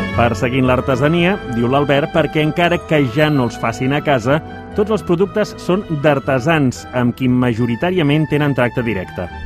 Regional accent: Berga, Catalonia, Spain; de Berga, que tinc una cistelleria fundada el 1925, que ho va fer els meus avis

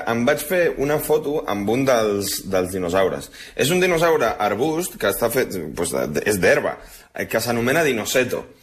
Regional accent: Uruguay; also born or lived in Blanes, Spain; A veure, jo sóc d'Uruguai i de Blanes. Jo no em puc sentir superior a ningú.

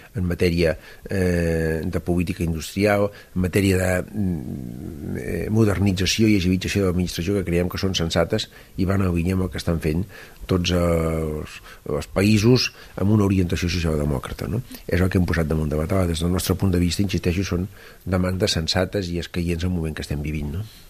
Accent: La Roca del Vallès, Catalonia, Spain; del meu poble, de la Roca del Vallès

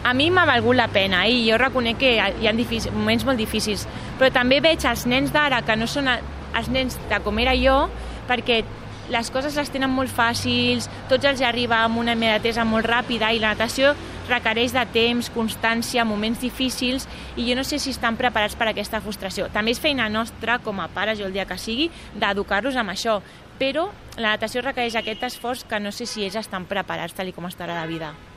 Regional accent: Barcelona, Catalonia, Spain; jo sóc de Barcelona, del barri d'Horta

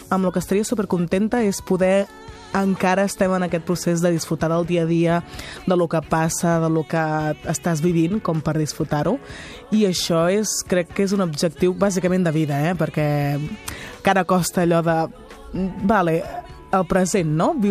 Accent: Catalonia, Spain; nosaltres som, som catalanes, catalanes de, de vivència, catalana de, també de cultura

